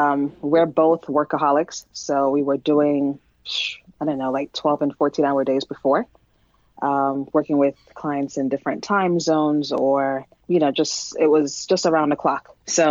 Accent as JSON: {"language": "English", "region": "New York", "country": "United States", "lives_now": "New Jersey, United States", "said": "I am from New York, now living in New Jersey, and I'm a mom of two."}